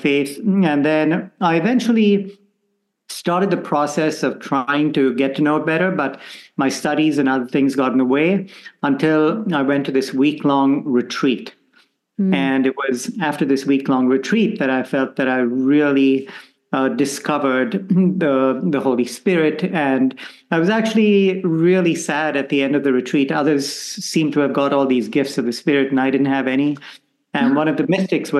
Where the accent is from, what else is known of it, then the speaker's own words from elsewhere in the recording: Bangalore, Karnataka, India; moved away as an adult; also born or lived in Goa; now in Rome, Italy; So I grew up in India, and even though my family originally comes from the Portuguese colony of Goa, we are settled in a place called Bangalore